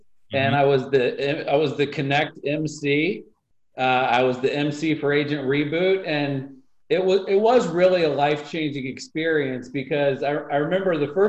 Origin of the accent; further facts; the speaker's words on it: New York City, New York, United States; I'm from Brooklyn.